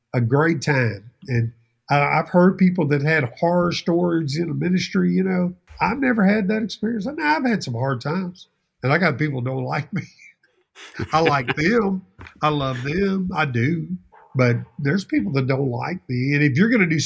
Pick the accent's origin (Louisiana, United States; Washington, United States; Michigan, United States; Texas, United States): Louisiana, United States; Baton Rouge; I'm a Baton Rouge boy. I'm from South Louisiana.